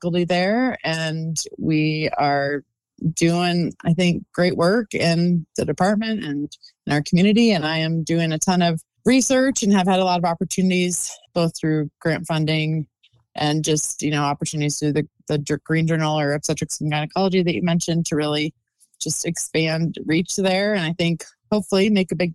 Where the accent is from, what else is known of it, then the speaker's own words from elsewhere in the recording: Colorado, United States; moved away as an adult; now in Utah, United States; I grew up in Colorado